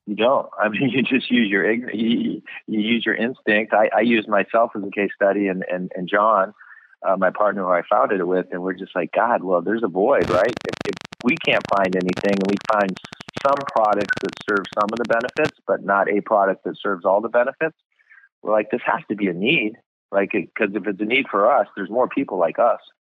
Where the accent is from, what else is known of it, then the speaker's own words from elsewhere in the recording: California, United States; also born or lived in Boston, Massachusetts / New York City; I was born in Boston, Massachusetts, and then at three we moved to California